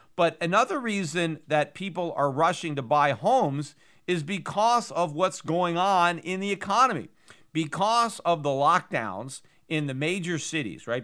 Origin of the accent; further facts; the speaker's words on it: United States; as an American